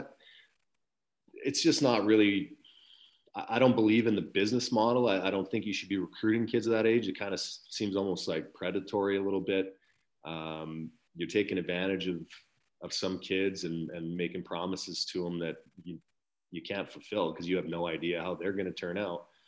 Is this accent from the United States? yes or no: no; Chase, British Columbia, Canada; I actually am born and raised in Chase, which is about 45 minutes east of Kamloops.